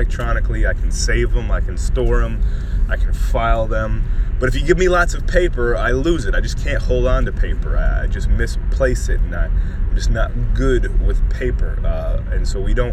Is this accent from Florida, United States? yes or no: yes; Miami, Florida, United States; growing up in Miami